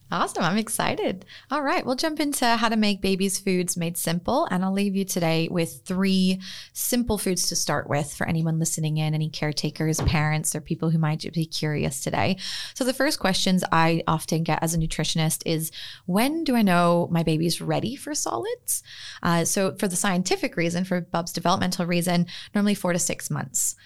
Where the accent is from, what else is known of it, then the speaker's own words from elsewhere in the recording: Northern California, United States; moved away as an adult; also born or lived in Sydney, Australia; now in Freshwater, Australia; I was born and raised in Northern California, but have been, uh, practicing and living in Australia for the last few years